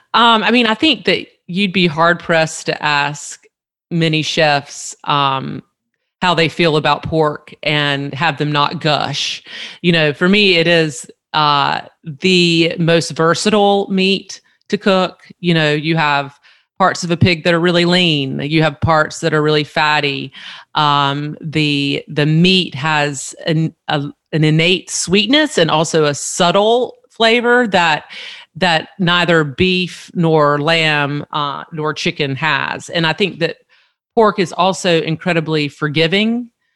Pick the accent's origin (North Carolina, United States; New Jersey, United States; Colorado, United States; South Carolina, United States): North Carolina, United States; Eastern; growing up in Eastern North Carolina, whole hog barbecue is is really you know the pinnacle of our food tradition